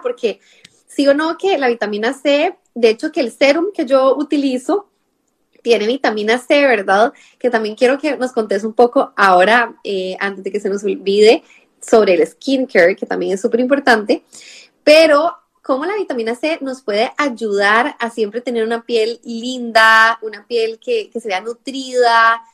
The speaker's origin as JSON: {"language": "Spanish", "country": "Costa Rica", "moved": "yes", "lives_now": "Spain", "said": "mi acento que soy de Costa Rica"}